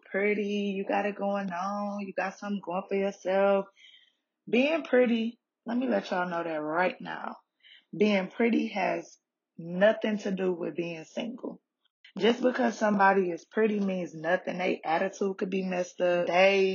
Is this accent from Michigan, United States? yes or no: yes; Detroit, Michigan, United States; moved away as an adult; now in Atlanta, United States; I'm originally from Detroit